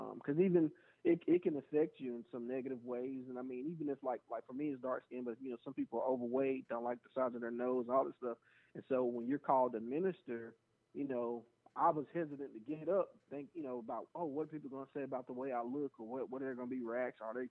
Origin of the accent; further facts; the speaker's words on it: the South, United States; growing up in the South